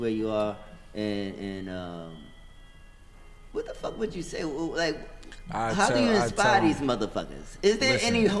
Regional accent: New York City, New York, United States; I'm from the Bronx.

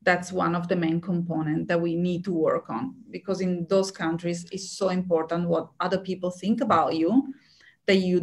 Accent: Italy; now in Australia; when I was back in Italy

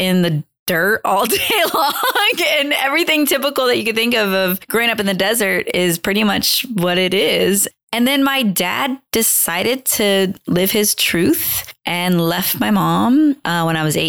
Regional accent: Long Beach, California, United States; also born or lived in the desert; I'm from Long Beach, California

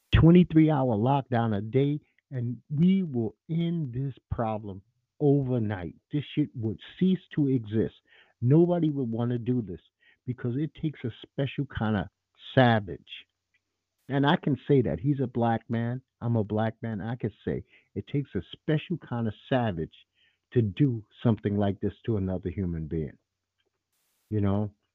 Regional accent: New York City, New York, United States; I'm a New Yorker, native New Yorker.

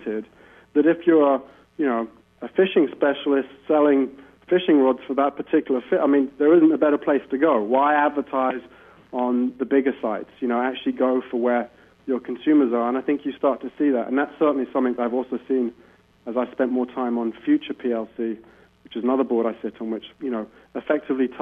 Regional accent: United Kingdom; as a Brit

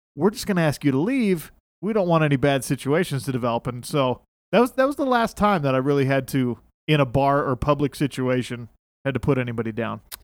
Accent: Salt Lake City, Utah, United States; I grew up in Salt Lake, so most of my friends here are pretty conservative Mormon kids

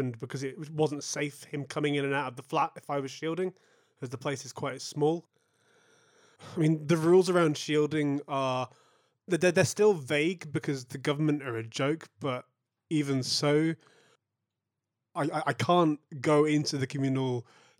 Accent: Manchester, North West England, United Kingdom; I'm a musician from Manchester

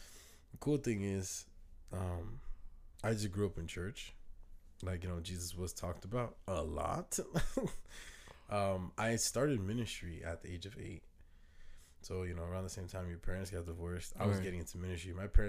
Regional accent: Dominican Republic; I'm Dominican, so we all in the Caribbean. We family.

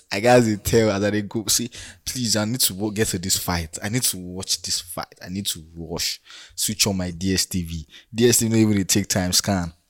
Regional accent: Nigeria; as a Nigerian

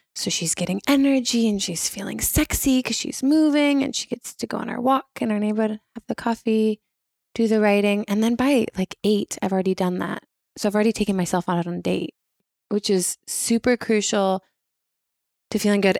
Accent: Washington, United States; moved away as an adult; also born or lived in Rome, Italy / Spain; I grew up in Washington State

